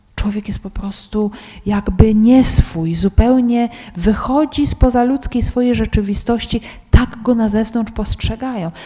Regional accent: Poland; ja z Polski

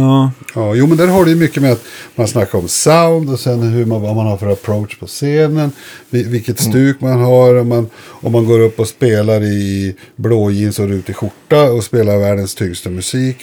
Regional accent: Boden, Norrbotten County, Sweden; moved away; also born or lived in Umeå / Vindeln; bott i Vindeln tills jag började. Det ligger fem mil inåt från Umeå

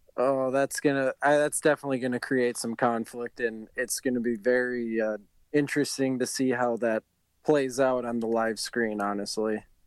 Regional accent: Bloomington, Minnesota, United States; also born or lived in Richfield, Minnesota; I'm born and bred here. I grew up in Bloomington

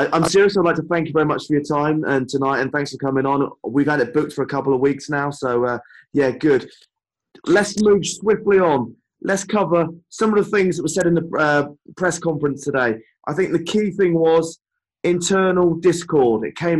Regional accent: United Kingdom; being British

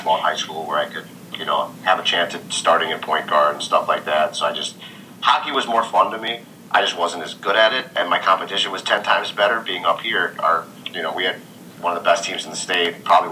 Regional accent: Minneapolis, Minnesota, United States; I grew up in Minneapolis, Minnesota

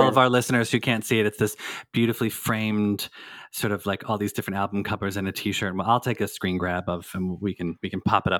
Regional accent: Philadelphia, Pennsylvania, United States; accent: Philly; My Philly accent

